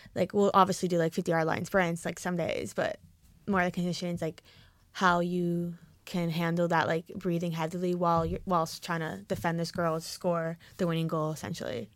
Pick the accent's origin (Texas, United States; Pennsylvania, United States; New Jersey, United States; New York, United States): New Jersey, United States; moved away as an adult; now in Oregon, United States; I'm from New Jersey, so you hear the accent